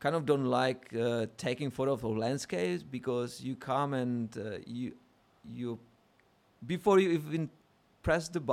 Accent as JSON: {"language": "English", "country": "Czechia", "moved": "yes", "lives_now": "Australia", "said": "I'm from Czech"}